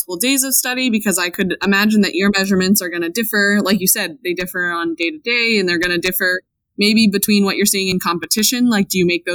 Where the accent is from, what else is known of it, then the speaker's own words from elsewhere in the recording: Boston, Massachusetts, United States; I'm from Boston